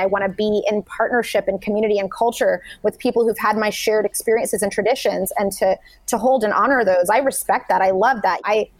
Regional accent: Saudi Arabia; I grew up abroad in Saudi Arabia. I went to international school with students from over 50 countries

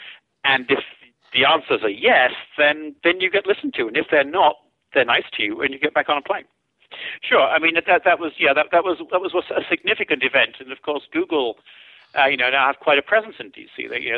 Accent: United Kingdom; being a Brit

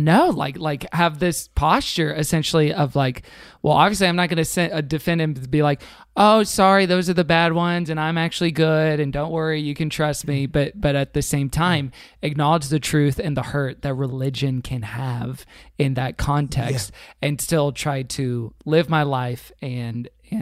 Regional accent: Houston, Texas, United States; now in Pasadena, United States; I grew up in Houston, Texas

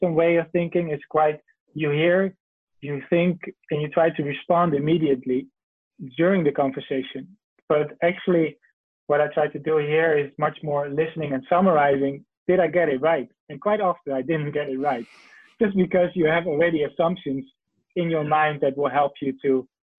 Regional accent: Netherlands; now in China; I'm from the Netherlands originally.

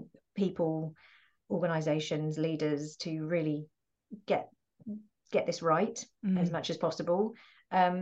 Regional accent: United Kingdom; I'm first generation UK born.

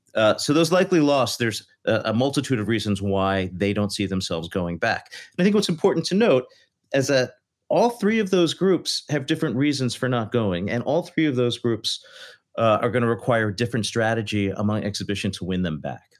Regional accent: Philadelphia, Pennsylvania, United States; I'm from Philadelphia

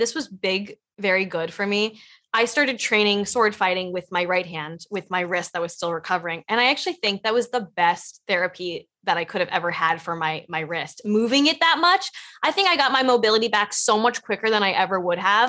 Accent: Los Angeles, California, United States; I grew up in Los Angeles

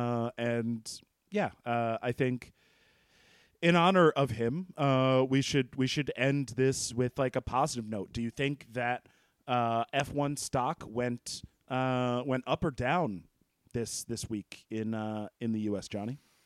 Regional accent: United States; I'm from the U S

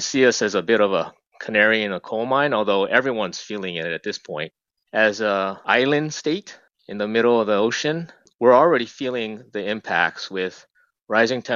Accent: Hawaii, United States; I've been born and raised in Hawaii, lived here practically all my life.

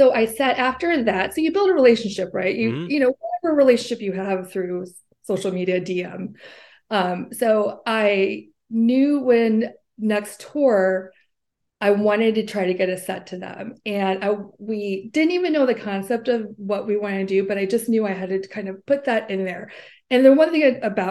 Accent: St. Louis, Missouri, United States; moved away; I'm originally from St. Louis. That's where I grew up.

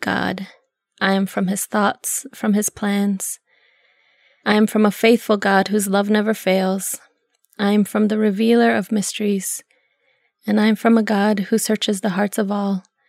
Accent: Zuni, New Mexico, United States; I grew up in Zuni in a, a mobile home with my grandparents

